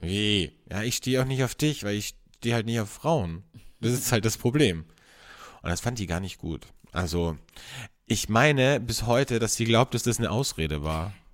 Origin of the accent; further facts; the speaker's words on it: Carinthia, Austria; moved away as an adult; also born or lived in Vienna, Austria; als ich von, von äh, Kärnten, von meinem Bundesland, wo ich aufgewachsen bin, nach Wien gezogen bin, okay, da war ich 18, 19